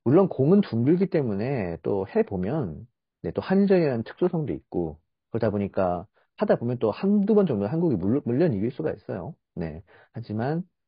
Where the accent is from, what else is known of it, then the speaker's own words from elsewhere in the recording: South Korea; 한국 사람 입장에서